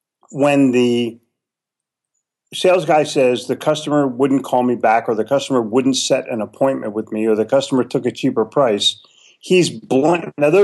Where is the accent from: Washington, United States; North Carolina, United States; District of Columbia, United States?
North Carolina, United States; Charlotte; they're right here in my hometown of Charlotte.